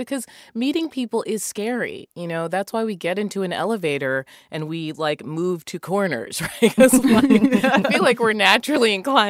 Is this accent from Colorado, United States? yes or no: no; Massachusetts, United States; my family, they're all Jamaican, but I grew up in Massachusetts and I just ended up with no accent.